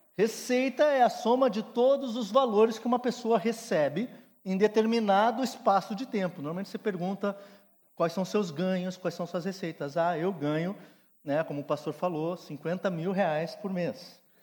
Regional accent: Rio Grande do Sul, Brazil; Sou gaúcho

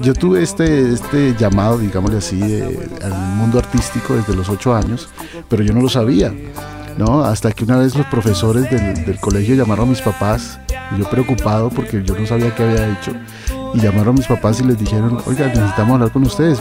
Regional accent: Cali, Valle del Cauca, Colombia; moved away as an adult; now in United States; Originalmente yo nací en, Cali. en la ciudad de Cali. Estuve durante toda mi adolescencia en Cali, pero ya después salí del país hace en los años 90

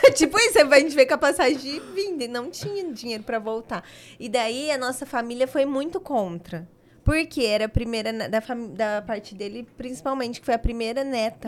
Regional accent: São Paulo, Brazil; moved away as an adult; also born or lived in Adamantina; now in Dracena, Brazil; Eu nasci em Adamantina e aí, bebê, eu fui para São Paulo, mas fui pe pequena ainda

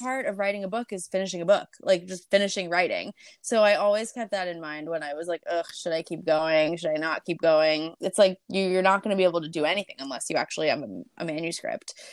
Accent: Long Island, New York, United States; I grew up in Long Island

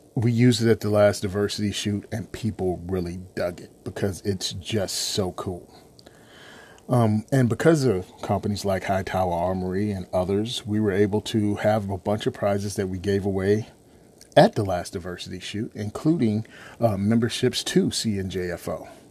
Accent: Virginia, United States; I was born and raised in Virginia.

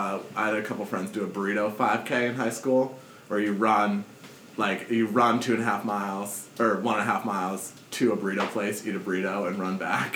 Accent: Newton, Massachusetts, United States; As a Newton being my hometown

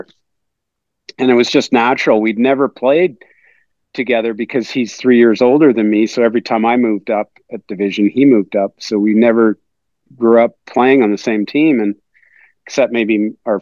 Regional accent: Victoria, British Columbia, Canada; growing up in Victoria

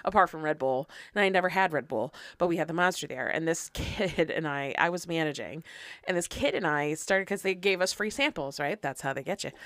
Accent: United States; I am an American

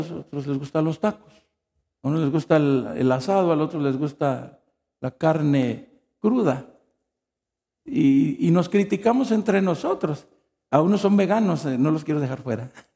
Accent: Mexico; moved away

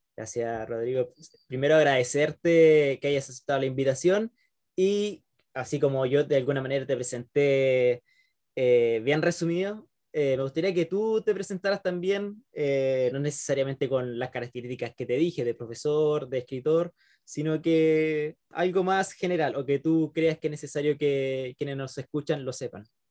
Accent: Concepción, Biobío, Chile; los que somos de Concepción

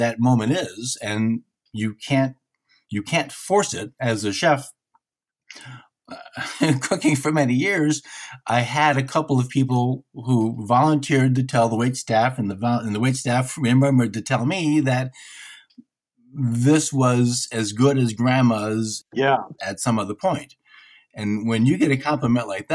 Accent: Detroit, Michigan, United States; I'm from Detroit

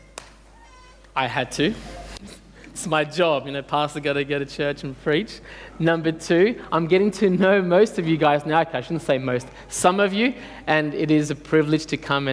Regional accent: Australia; English is a second language; I came here at the age of 7. Dad and Mum thought it would be best to bring me up here. And I went to school and I couldn't speak a word of English

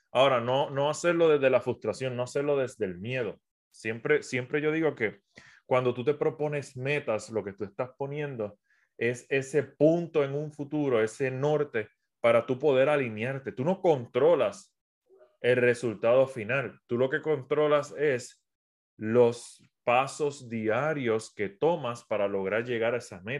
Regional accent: Puerto Rico; also born or lived in South America; soy de Puerto Rico, aunque mi acento no parezca, llevo cuatro, estuve cuatro años viviendo en Sudamérica, viajando por todo Sudamérica

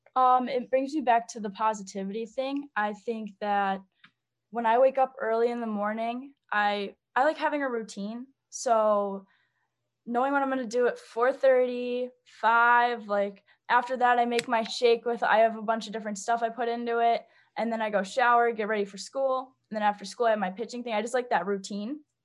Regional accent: St. Charles, Illinois, United States; I'm from Saint Charles, Illinois. It's a suburb, um, west of Chicago

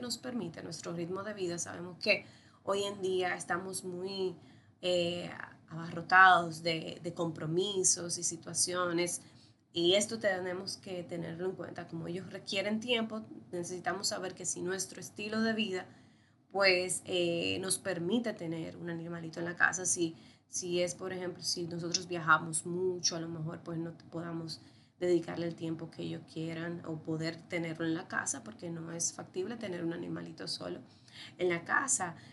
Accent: Dominican Republic; Soy médico veterinario de la República Dominicana

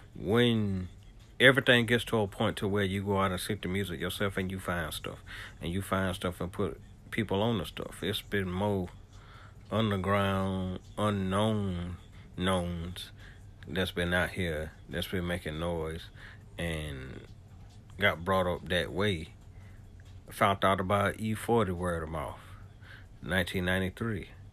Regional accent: the South, United States; I'm a Southerner.

